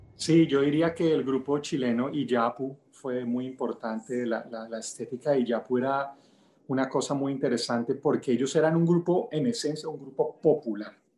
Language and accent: Spanish; El Limón, Venezuela; moved away; also born or lived in Bogotá, Colombia; Nací pues en Bogotá, pero crecí en un pueblito de la costa venezolana que se llama El Limón.